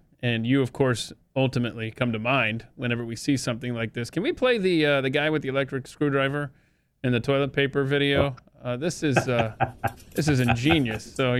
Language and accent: English; Georgia, United States; We also, in the state of Georgia, my home state where I was born and raised, that we also gave you Jimmy Carter.